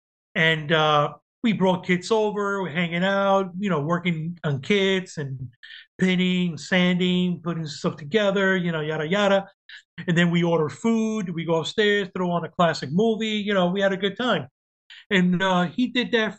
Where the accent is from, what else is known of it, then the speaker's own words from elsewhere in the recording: Yonkers, New York, United States; moved away as an adult; also born or lived in Cuba; now in Florida, United States; I grew up in New York after Cuba. We went to New York and lived there all my life